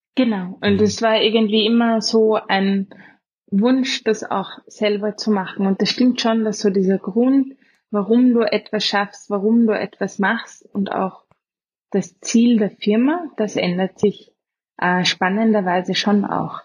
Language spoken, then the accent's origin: German; Vienna, Austria; accent: Austrian; also born or lived in Oxford, England; geboren in Wien, in Umgebung